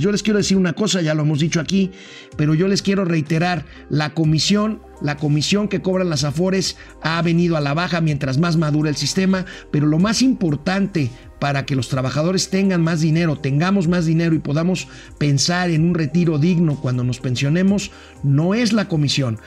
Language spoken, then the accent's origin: Spanish; Mexico; como los mexicanos visitamos los diferentes destinos turísticos de nuestra propia, de nuestra propia patria